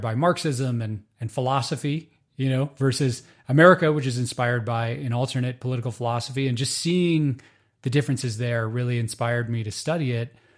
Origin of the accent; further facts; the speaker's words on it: United States; Growing up in the United States